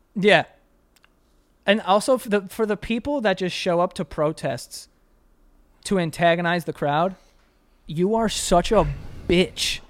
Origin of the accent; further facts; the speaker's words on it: New York City, New York, United States; I grew up in Queens